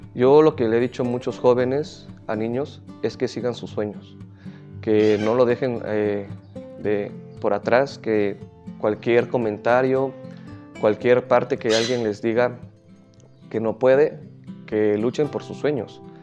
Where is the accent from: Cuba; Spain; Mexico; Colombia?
Mexico; San Dionisio Ocotlán, Oaxaca; mi pueblo es muy pequeño